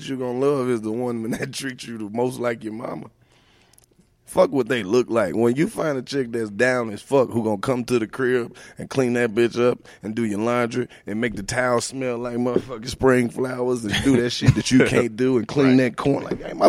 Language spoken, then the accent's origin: English; Oxford, Mississippi, United States; I'm the only person from Oxford, Mississippi that do the shit that I do.